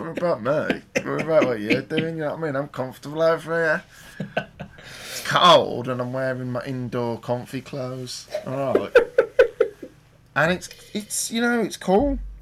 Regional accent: Birmingham, West Midlands, United Kingdom; I'm from Birmingham.

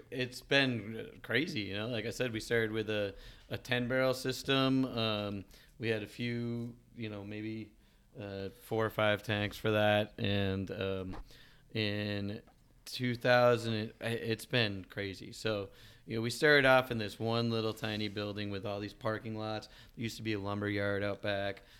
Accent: Cattaraugus, New York, United States; I grew up in Cattaraugus

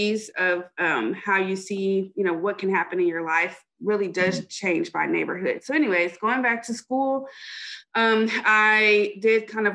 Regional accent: Dallas, Texas, United States; moved away as an adult; also born or lived in Chapel Hill, North Carolina; I am from Dallas, Texas. Left for a ton of school

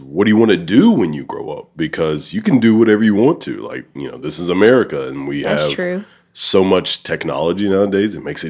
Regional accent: Alabama, United States; moved away as an adult; now in Cordova, United States; I'm actually from Alabama. And I moved here in 2019. So, cool. Like, that, I live in Cordova, but, like, I spend most of my time, obviously, either here or I work in Memphis at Owens

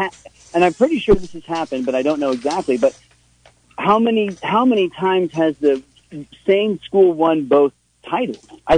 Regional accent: Florida, United States; growing up in Florida

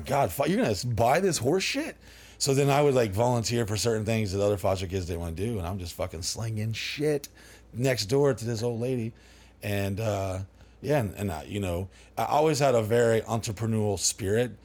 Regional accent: Dallas, Texas, United States; also born or lived in New Orleans, Louisiana; now in Orlando, United States; after I was born in New Orleans, but we went to, uh, Dallas, Texas area.

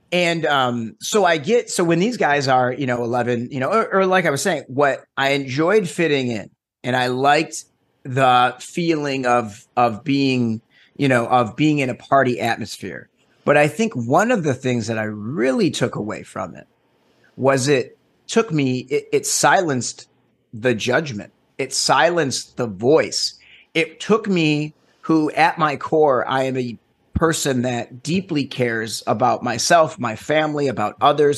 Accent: Detroit, Michigan, United States; now in Los Angeles, United States; So I am born and raised originally in, uh, Metro Detroit.

